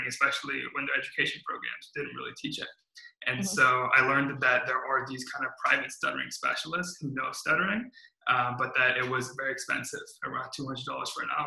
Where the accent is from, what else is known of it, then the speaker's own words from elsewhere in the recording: California, United States; also born or lived in Midwest; I came out to California in around elementary school. And so I'm a California kid at heart. I stay here for elementary school, middle school, high school, and college